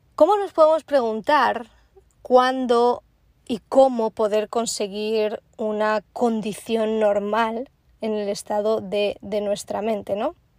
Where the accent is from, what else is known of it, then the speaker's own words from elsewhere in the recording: Spain; also born or lived in Prague, Czech Republic / Bristol, England; now in Florida, United States; soy una es como buena española